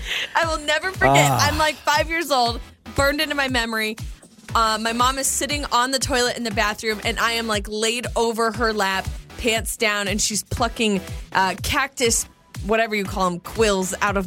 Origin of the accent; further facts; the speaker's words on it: Idaho, United States; also born or lived in Phoenix, Arizona; So I grew up in Idaho, but when I was a little girl, I mean, I was born in Phoenix, and so I lived in the desert for a few years.